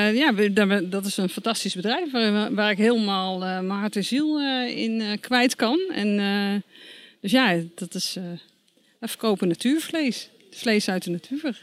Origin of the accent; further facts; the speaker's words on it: Veluwe, Gelderland, Netherlands; Ik ben geboren en getogen op de Veluwe.